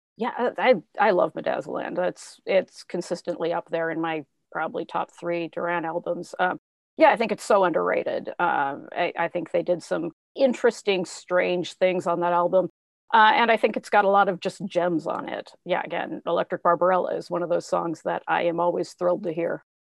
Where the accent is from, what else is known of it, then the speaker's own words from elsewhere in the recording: Spokane, Washington, United States; growing up in Spokane, Washington